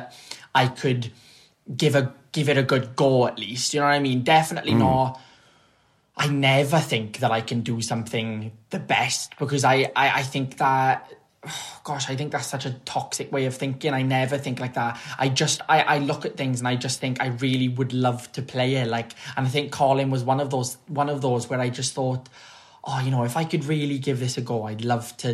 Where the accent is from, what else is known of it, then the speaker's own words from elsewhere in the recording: Treorchy, Wales, United Kingdom; also born or lived in London; I grew up really in Treorchy